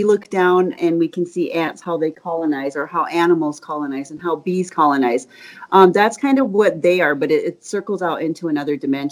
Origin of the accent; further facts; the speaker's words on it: Spearfish, South Dakota, United States; I'm from Spearfish, South Dakota. It's in the Black Hills